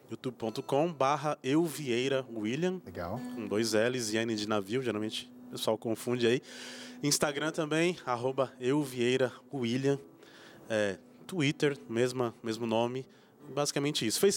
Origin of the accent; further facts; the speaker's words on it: São Paulo, Brazil; É, pessoal da igreja da Vila M, em São Paulo, que foi onde eu cresci